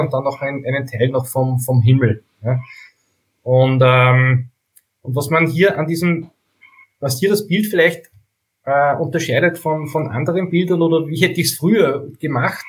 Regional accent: Steyr, Upper Austria, Austria; Ich komme aus Steyr in Oberösterreich

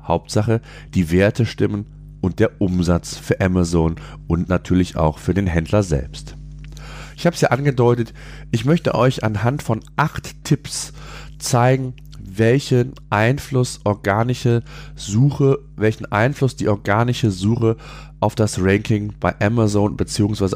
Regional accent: Germany; hier bei uns in Deutschland

